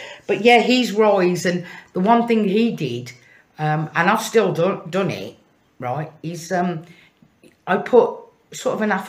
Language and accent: English; Birmingham, West Midlands, United Kingdom; accent: Brummie; excuse me, my Brummy accent.